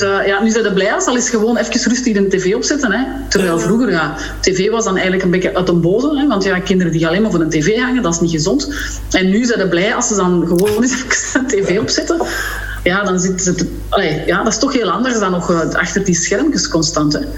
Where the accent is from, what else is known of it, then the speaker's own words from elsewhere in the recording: Sint-Job-in-'t-Goor, Flanders, Belgium; vanaf mijn acht jaar in Sint-Job in Schoor, dus daar was ook wel heel veel ruimte om te spelen